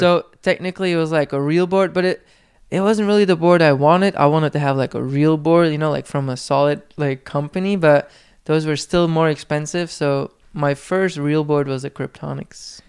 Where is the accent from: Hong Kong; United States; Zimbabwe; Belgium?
Belgium; first language Flemish; English is a second language; moved away; in my hometown, there was a skate shop